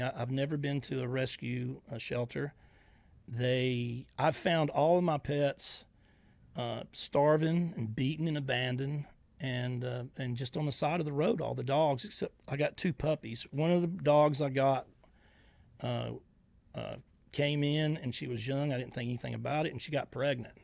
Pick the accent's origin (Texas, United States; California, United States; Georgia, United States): Georgia, United States; now in Northwest Florida, United States